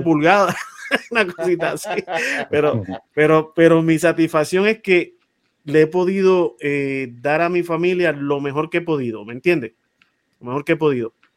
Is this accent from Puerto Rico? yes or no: yes; San Juan, Puerto Rico; yo me crié en Monteatillo